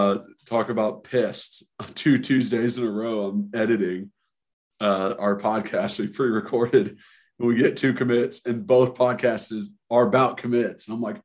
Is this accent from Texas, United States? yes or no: no; Knoxville, Tennessee, United States; I just need to introduce myself because I grew up in Knoxville and I watched you play and I played and you're just a legend.